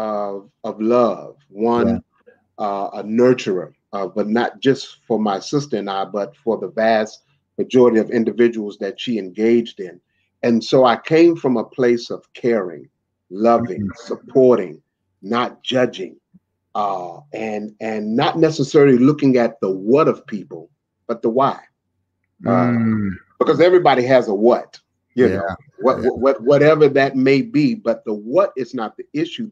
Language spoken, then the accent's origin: English; Washington, District of Columbia, United States; also born or lived in Nashville; born and raised in Washington, D.C., the nation's capital